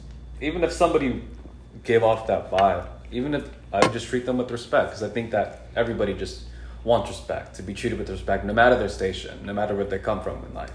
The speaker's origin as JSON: {"language": "English", "town": "Los Angeles", "region": "California", "country": "United States", "moved": "as an adult", "lives_now": "Columbus, United States", "said": "I'm from California, from LA."}